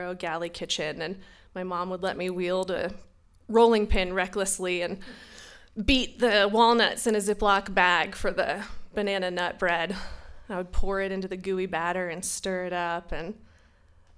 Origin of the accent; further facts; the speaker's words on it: North Carolina, United States; Growing up in North Carolina, 1220 Selwyn Lane, that was my home